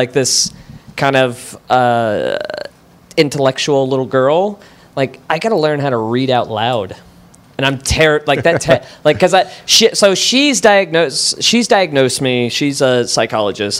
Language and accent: English; Wichita, Kansas, United States; I'm from Wichita